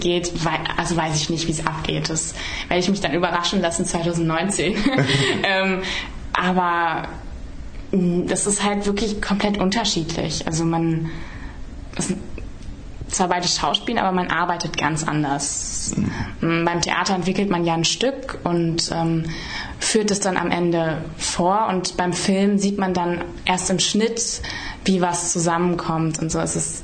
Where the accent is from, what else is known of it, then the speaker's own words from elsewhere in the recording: Emmendingen, Baden-Württemberg, Germany; also born or lived in Emden; ich bin in Emden geboren und dann sind wir in ein Dorf gezogen, das äh, in Windenreute